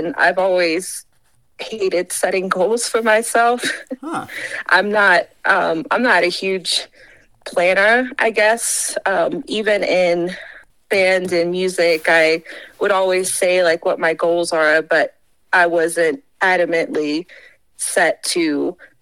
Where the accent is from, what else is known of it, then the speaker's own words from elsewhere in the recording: Rock Hill, South Carolina, United States; moved away as an adult; now in Colorado, United States; I'm from Rock Hill, which is just 30 minutes south of Charlotte, North Carolina